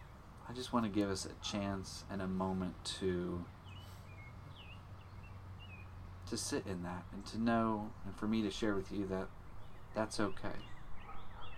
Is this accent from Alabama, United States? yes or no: yes; Alabama, United States; Alabama, you get tornadoes all the time